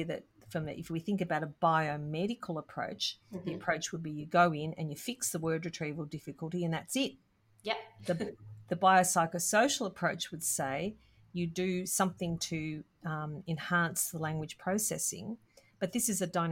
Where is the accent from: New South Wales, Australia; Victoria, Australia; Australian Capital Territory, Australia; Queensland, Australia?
Victoria, Australia; Melbourne; I'm from Melbourne